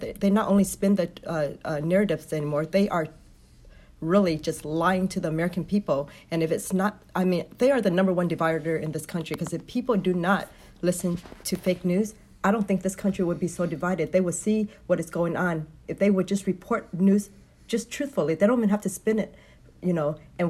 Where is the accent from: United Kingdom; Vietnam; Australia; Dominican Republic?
Vietnam; now in United States; I came from a communist country. I'm from Vietnam. So my family fled in 1975.